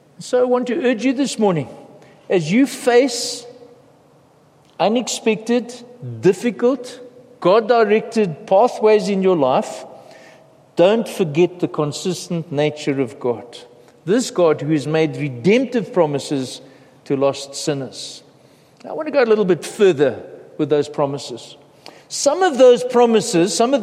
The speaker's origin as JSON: {"language": "English", "country": "South Africa", "said": "we face as a South African nation"}